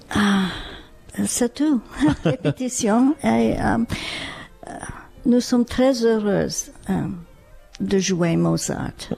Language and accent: French; Ottawa, Ontario, Canada; French is a second language; also born or lived in New York; je suis née euh, à Ottawa, mais mes études à Juilliard, à New York.